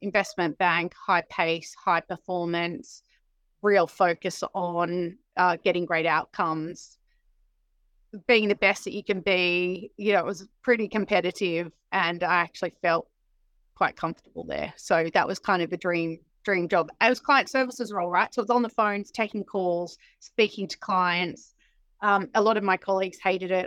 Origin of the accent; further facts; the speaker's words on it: Sydney, New South Wales, Australia; moved away as an adult; now in United Kingdom; I'm from Sydney, uh, in Australia